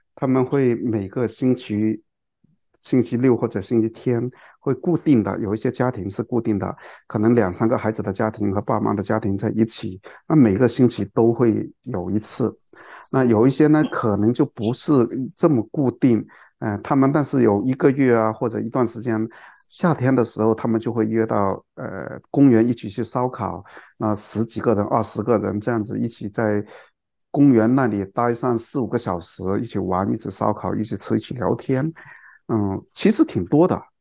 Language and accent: Chinese; China; 我们中国人